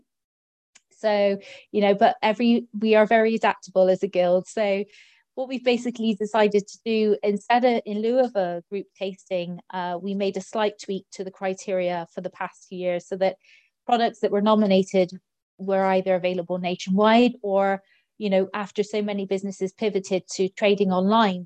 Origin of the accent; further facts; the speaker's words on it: Clonakilty, Munster, Ireland; down in West Cork in my hometown of Clonakilty